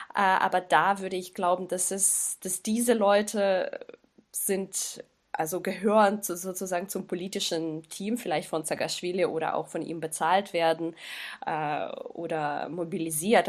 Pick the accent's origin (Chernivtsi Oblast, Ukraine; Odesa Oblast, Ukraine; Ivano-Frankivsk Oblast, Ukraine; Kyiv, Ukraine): Kyiv, Ukraine; Ich komme aus, aus Kiew, aus der Hauptstadt